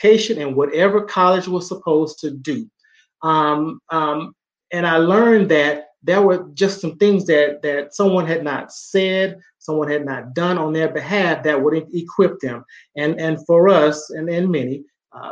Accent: Southeast Texas, United States; a young Black man growing up in Southeast Texas

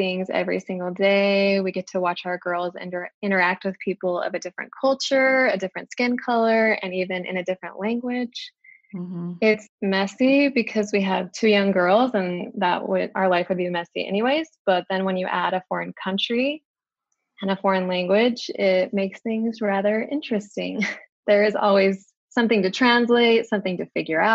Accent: Utah, United States; moved away as an adult; now in China; We are from Utah, but we are currently raising our family in China

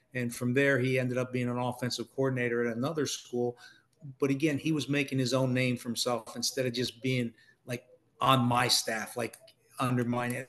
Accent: Ohio, United States; moved away; also born or lived in Annapolis, Maryland / New Jersey; I'm from Ohio

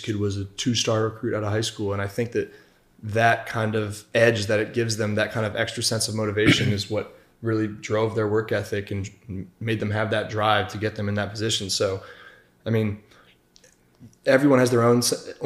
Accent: Connecticut, United States; moved away as an adult; I grew up in Connecticut, just 20 minutes from Yale

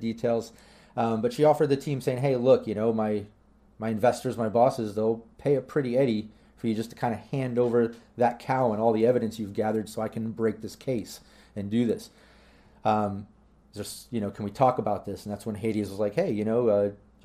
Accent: United States; I'm American

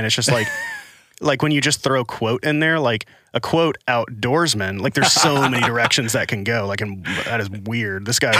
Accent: Arkansas, United States; also born or lived in Los Angeles / Nashville / Washington, D.C.; Well, I was in Arkansas and I lived in LA for a while, lived in Nashville, went back to LA, went to DC. So my accent has just been smeared all over the country. And then sometimes the Arkansas comes out still

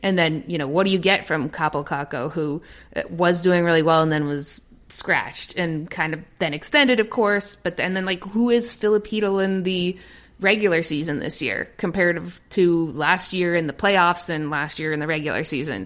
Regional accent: Toronto, Ontario, Canada; moved away as an adult; also born or lived in England / Los Angeles; a Toronto native

